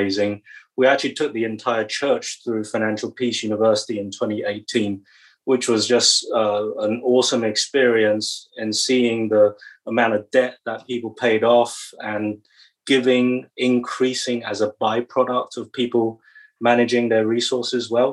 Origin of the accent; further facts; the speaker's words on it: England, United Kingdom; accent: British; moved away as an adult; also born or lived in Taiwan; now in Hoboken, United States; I've got a British accent because that's where I grew up. I was born in Taiwan, grew up in England